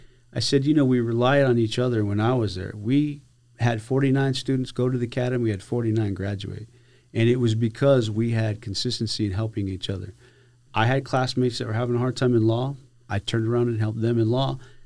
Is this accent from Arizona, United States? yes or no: yes; Benson, Arizona, United States; now in Big Bend, United States; I'm originally from Benson, Arizona.